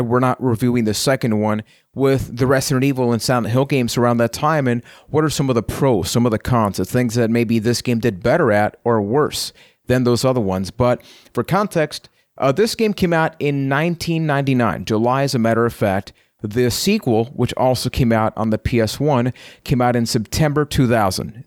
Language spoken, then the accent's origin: English; Puerto Rico; I am from Puerto Rico